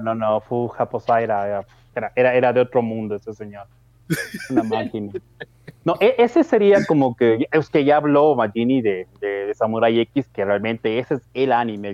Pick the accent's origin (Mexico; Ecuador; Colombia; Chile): Ecuador; yo soy de Ecuador